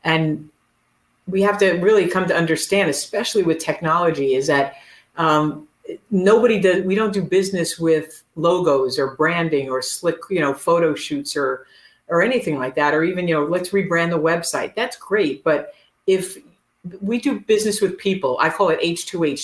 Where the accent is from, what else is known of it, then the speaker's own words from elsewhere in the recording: New Jersey, United States; also born or lived in Brooklyn, New York; I was born in Brooklyn and, you know, I grew up in New Jersey